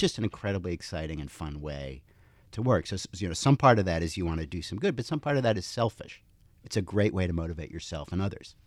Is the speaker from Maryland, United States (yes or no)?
no; Princeton, New Jersey, United States; moved away; 'cause my parents were physicists, we grew up in Princeton